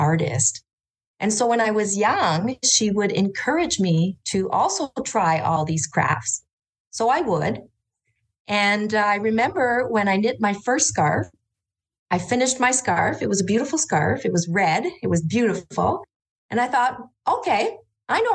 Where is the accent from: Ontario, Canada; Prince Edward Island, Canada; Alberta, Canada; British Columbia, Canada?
Ontario, Canada; Orléans; I grew up in Orleans, which is now a city, just outside of Ottawa in Ontario, Canada